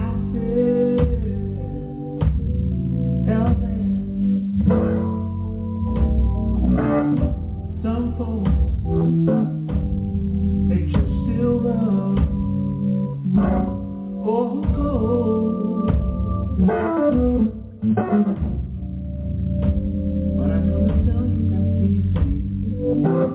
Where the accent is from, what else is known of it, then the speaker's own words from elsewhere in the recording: New York City, New York, United States; I'm from Brooklyn, New York